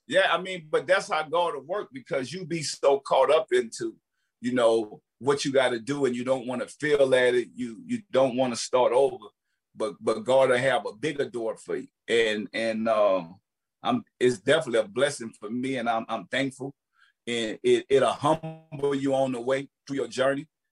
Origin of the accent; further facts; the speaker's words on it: New Orleans, Louisiana, United States; Me growing up in New Orleans